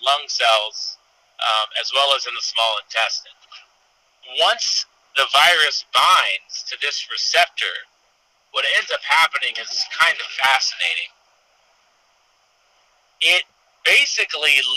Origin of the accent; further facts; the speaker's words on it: Sacramento, and San Francisco, Northern California, United States; also born or lived in Iowa City, Iowa / Kansas City; now in Southern California, United States; I grew up in Northern California, Sacramento, and San Francisco